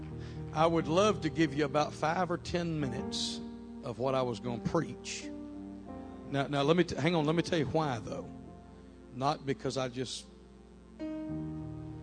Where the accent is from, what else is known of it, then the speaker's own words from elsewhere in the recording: Beaumont, Texas, United States; moved away as an adult; now in Mississippi, United States; I was born and raised in the Beaumont, Texas area